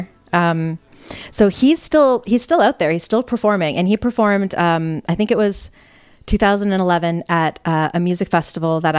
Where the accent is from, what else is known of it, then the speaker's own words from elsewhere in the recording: Canada; I grew up in Canada